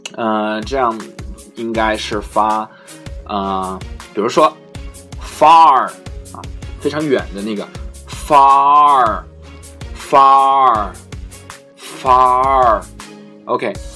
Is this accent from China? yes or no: yes; China; 我们中国人是，可能发得不是很夸张的时候